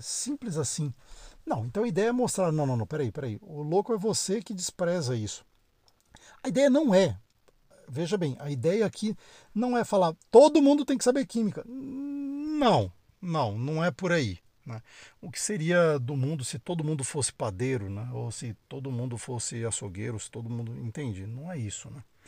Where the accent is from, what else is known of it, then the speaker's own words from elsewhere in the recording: Brasília, Federal District, Brazil; moved away as an adult; also born or lived in São Paulo; Eu sou de Brasília, né, brasiliense, nascido e criado